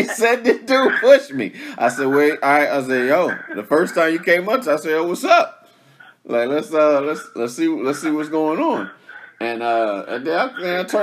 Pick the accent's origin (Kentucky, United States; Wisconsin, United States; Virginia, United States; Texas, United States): Virginia, United States; growing up in Virginia, we very big on, like, our Virginia artists